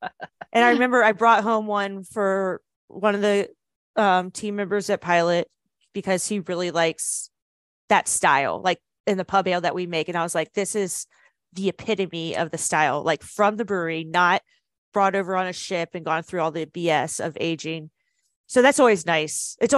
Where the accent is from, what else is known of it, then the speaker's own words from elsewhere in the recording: United States; I'm American